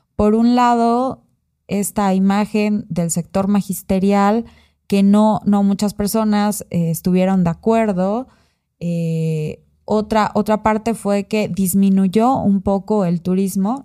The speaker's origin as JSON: {"language": "Spanish", "region": "Oaxaca", "country": "Mexico", "tie": "born or raised there", "said": "yo he vivido mucho tiempo, o sea, casi toda mi vida en Oaxaca."}